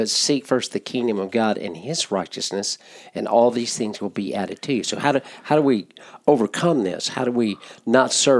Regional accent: United States; as American believers

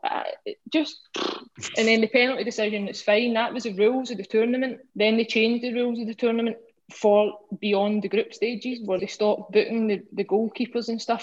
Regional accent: Scotland, United Kingdom; As a Scottish sports person

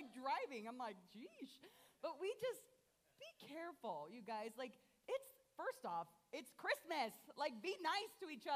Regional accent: Columbus, Ohio, United States; now in Fort Wayne, United States; I grew up in Columbus, Ohio, which is very large compared to Fort Wayne

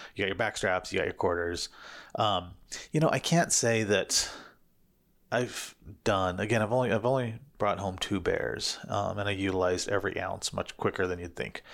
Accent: Missouri, United States; now in Arizona, United States; I grew up in Sugar Country, Missouri

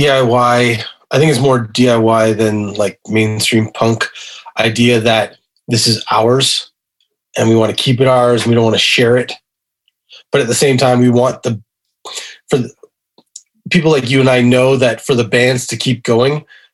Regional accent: Montreal, Quebec, Canada; I grew up in Montreal.

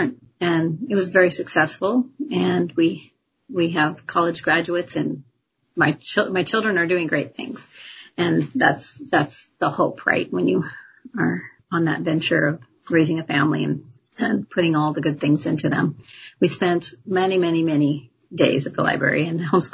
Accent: Longview, Washington, United States; I grew up pretty much in Longview

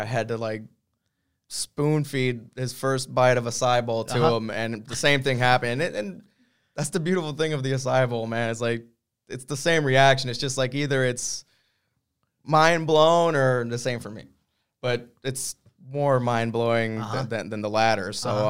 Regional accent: Brazil; So Brazil, I'm from Brazil via the surfing community

